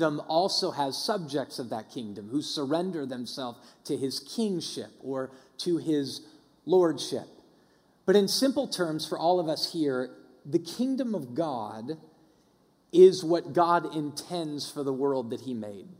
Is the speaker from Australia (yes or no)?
no; Denver, Colorado, United States; when I grew up in Denver